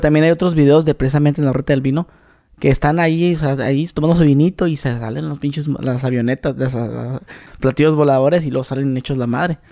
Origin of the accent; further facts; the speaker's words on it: Mexicali, Baja California, Mexico; en Mexicali, yo soy de Mexicali